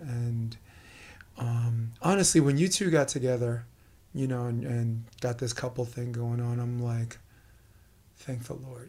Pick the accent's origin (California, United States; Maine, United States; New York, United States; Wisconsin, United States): New York, United States; I'm a New Yorker, you know, I speak fast